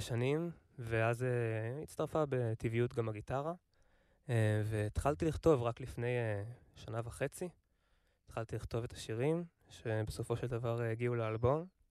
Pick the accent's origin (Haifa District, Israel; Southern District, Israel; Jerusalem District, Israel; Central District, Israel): Central District, Israel; Kfar Haruvim; אני מכפר חרוצים